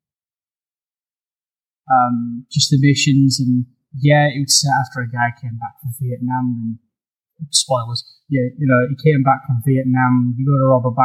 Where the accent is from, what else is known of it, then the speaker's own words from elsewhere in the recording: United Kingdom; I'm British